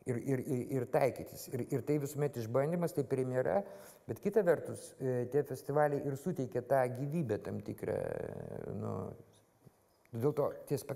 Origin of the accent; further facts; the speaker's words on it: Vilnius, Vilnius County, Lithuania; aš Vilnietis, man Vilnius yra